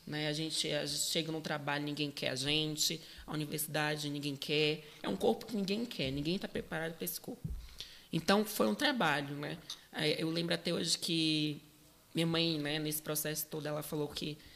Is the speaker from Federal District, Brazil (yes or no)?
yes; Brazlândia, Federal District, Brazil; Eu é, sou de Braslândia ah, essa periferia mais rural, urbana.